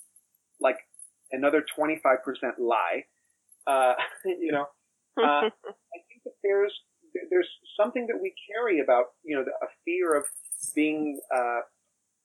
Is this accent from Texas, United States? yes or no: no; Miami, Florida, United States; I grew up in Miami, Florida